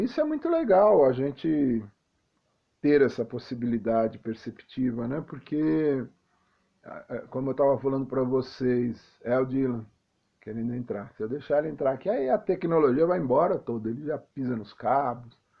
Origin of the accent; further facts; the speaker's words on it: São Paulo, Brazil; a minha infância em São Paulo foi interessante, porque eu sou de periferia